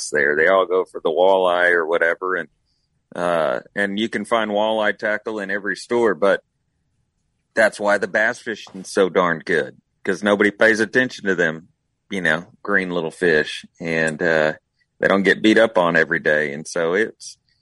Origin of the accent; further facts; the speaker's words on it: Texas, United States; I'm a Texan